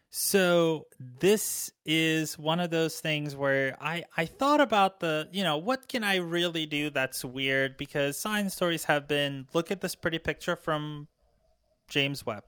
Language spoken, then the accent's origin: English; Ukraine; now in United States; I was born and raised in Ukraine